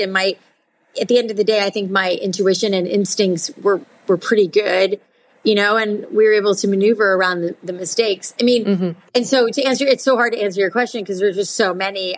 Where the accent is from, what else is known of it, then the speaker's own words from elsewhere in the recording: South Florida, United States; I grew up in South Florida